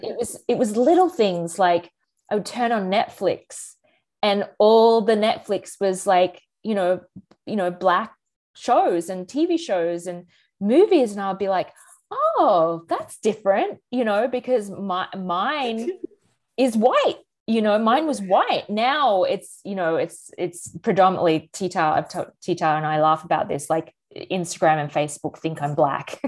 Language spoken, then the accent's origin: English; Australia; moved away as an adult; now in United States; as an Australian, you know, moving to America eight years ago